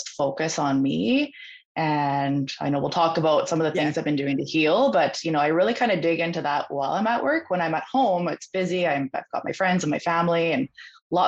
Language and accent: English; Vancouver Island, British Columbia, Canada; I'm from British Columbia up in Canada